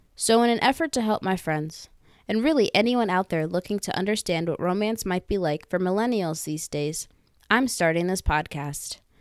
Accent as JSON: {"language": "English", "region": "Northern Virginia", "country": "United States", "tie": "born or raised there", "also_born_or_lived": "Philadelphia", "said": "I was born and raised in Northern Virginia, but I spent the last four years in one of the greatest cities ever, Philadelphia"}